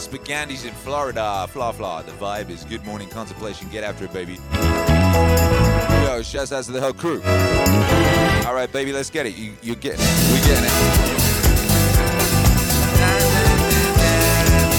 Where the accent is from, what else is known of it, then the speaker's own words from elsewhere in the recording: West Bromwich, West Midlands, United Kingdom; moved away; also born or lived in Birmingham; I used to live in Birmingham. I was born in West Bromwich